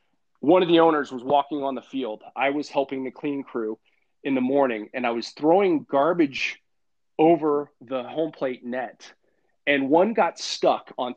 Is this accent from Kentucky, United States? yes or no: no; Vacaville, California, United States; moved away as an adult; also born or lived in Moscow, Idaho / San Francisco / Sacramento; now in Boise, United States; I grew up in Vacaville, California, in Northern California